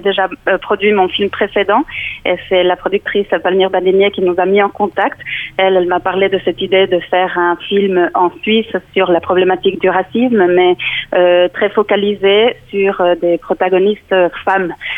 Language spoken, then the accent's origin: French; Mexico; now in Switzerland; je suis originaire euh, du Mexique